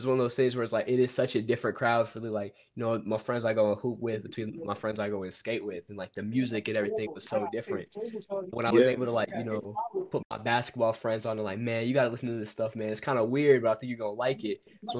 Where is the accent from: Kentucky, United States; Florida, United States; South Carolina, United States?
Kentucky, United States; I grew up in Kentucky